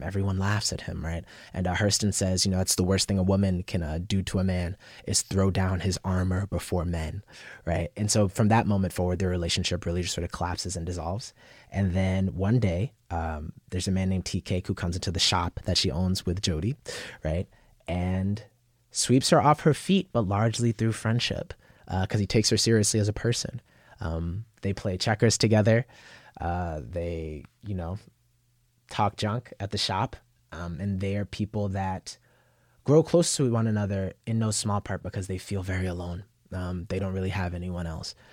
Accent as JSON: {"language": "English", "town": "Yonkers", "region": "New York", "country": "United States", "tie": "born or raised there", "also_born_or_lived": "Bronx, New York", "said": "I was born in the Bronx, grew up in, uh, South Yonkers"}